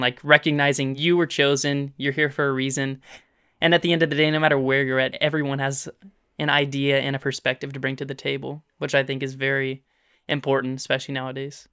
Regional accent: Olive Branch, Mississippi, United States; also born or lived in Memphis, Tennessee; we moved into Mississippi

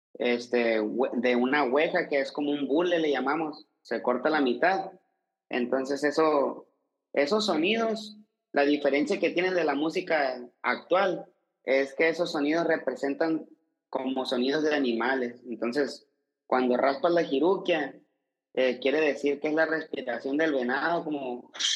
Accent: Sonora, Mexico; born or raised there; also born or lived in Guadalajara

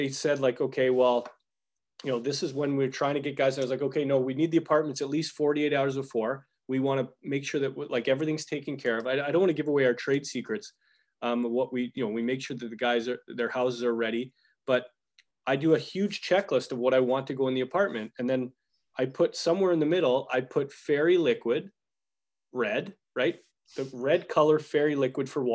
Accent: Calgary, Alberta, Canada; I grew up in Calgary in Bonavista

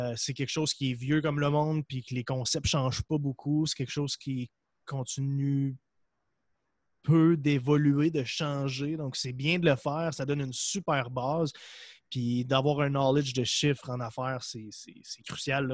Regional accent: Percé, Quebec, Canada; also born or lived in Montreal; je viens d'un endroit en Gaspésie. en fait, je suis né à Montréal, puis euh, j'ai déménagé à l'âge de 5 ans en Gaspésie, dans un village qui s'appelle Percé

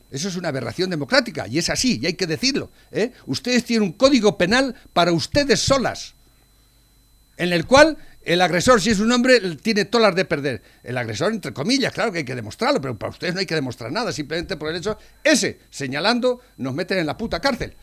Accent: Spain; la historia de tu país, en este caso España, que somos españoles

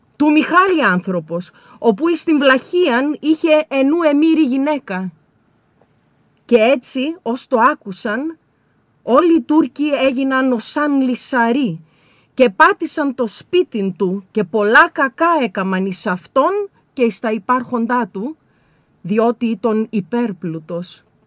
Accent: Serres, Central Macedonia, Greece; εγώ κατάγομαι από τις Σέρες

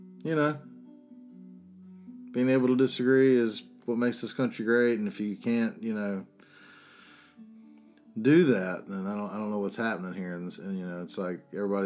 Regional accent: North Carolina, United States; I'm from North Carolina

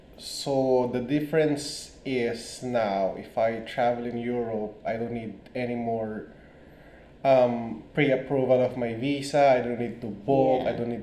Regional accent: Philippines; moved away as an adult; also born or lived in Melbourne, Australia; now in Bali, Indonesia; I'm from Melbourne, but I was born in the Philippines, but I migrated 7 years ago to Melbourne.

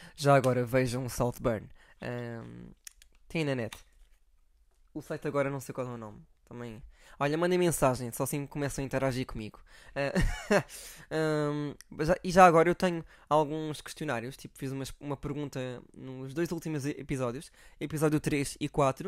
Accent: Algarve, Portugal; moved away; eu sou do Algarve

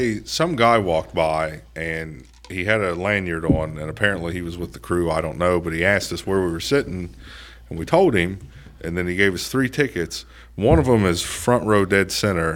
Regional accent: Appalachia, United States; moved away as an adult; also born or lived in Columbus, Ohio; we're fucking Appalachian.

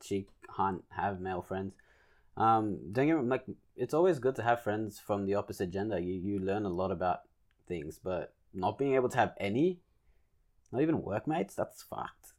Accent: Australia; we're Australian

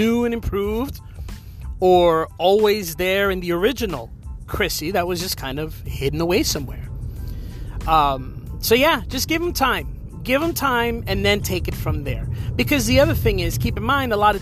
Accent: New Jersey, United States; moved away as an adult; now in Florida, United States; I moved from New Jersey to Florida years ago

